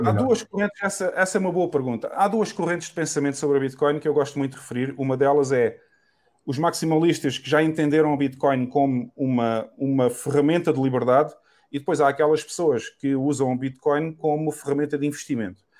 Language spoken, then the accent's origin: Portuguese; Portugal; moved away as an adult; quem viveu na Europa toda a sua vida, como eu